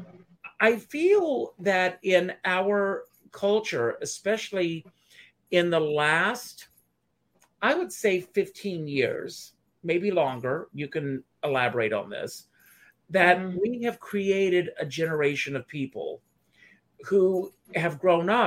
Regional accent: South Carolina, United States; I grew up in a small town, and I grew up in South Carolina

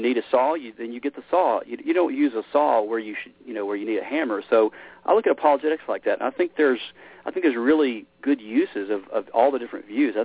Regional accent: Memphis, Tennessee, United States; I grew up in Memphis, Tennessee. It's kind of where, uh, you know, I, kind of my roots

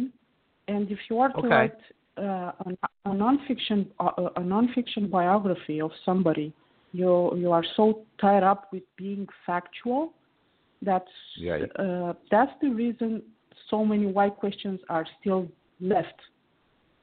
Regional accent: Romania; I'm calling from Romania. It's where I was born and grew up.

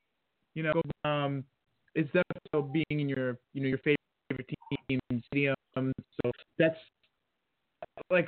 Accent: New Jersey, United States; I'm born and raised in Jersey

